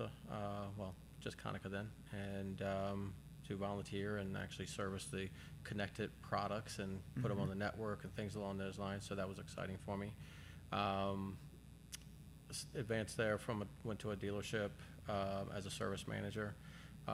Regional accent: Maryland, United States; moved away as an adult; now in South Dakota, United States; I was born and raised in Maryland, which is on the East Coast.

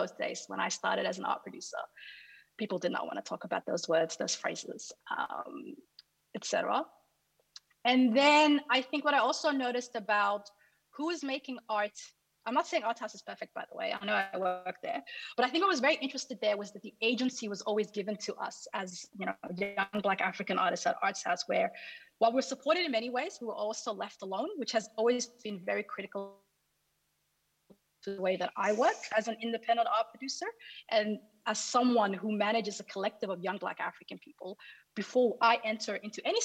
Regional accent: Sydney, New South Wales, Australia; now in Melbourne, Australia; I come from Sydney originally, I now live in Melbourne

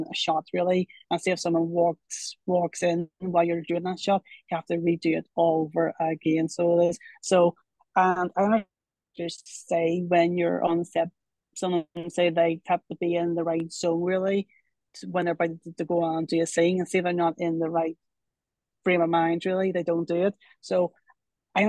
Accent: Northern Ireland, United Kingdom; I'm from Northern Ireland

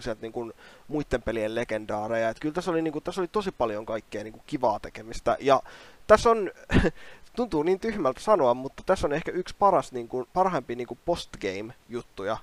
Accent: Kouvola, Kymenlaakso, Finland; mähän tulen Kouolasta

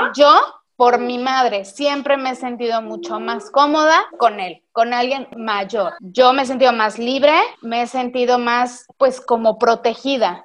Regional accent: Mexico; now in Canada; yo soy la típica mexicana que me quise largar a Canadá

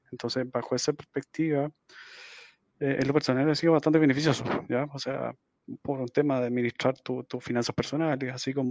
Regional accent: Santiago, Santiago Metropolitan Region, Chile; fui a alguna conferencia acá en Santiago, Chile. Estoy, estoy, soy de acá de Santiago.

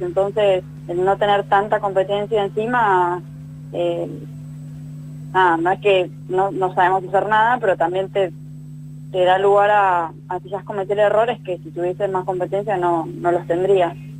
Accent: Argentina

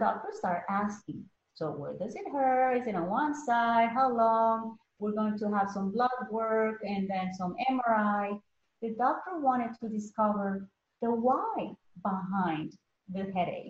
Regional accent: Colombia; moved away as an adult; now in United States; I was born in Colombia originally

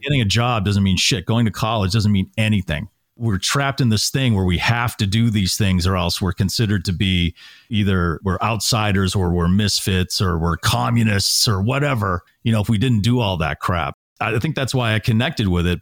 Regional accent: Natick, Massachusetts, United States; moved away; I grew up in Natick, Massachusetts

